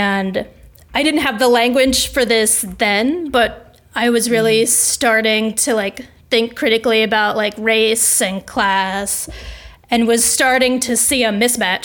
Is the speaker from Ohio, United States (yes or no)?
no; Washington, District of Columbia, United States; I was raised in the DC area, which is really not the South for all intents and purposes, I was raised by Southerners.